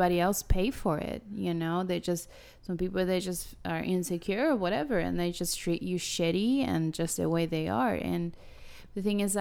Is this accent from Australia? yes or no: no; Argentina; now in Houston, United States; I love being an Argentinian